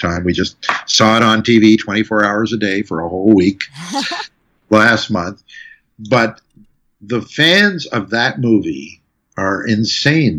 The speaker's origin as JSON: {"language": "English", "country": "Canada", "said": "as a Canadian composer"}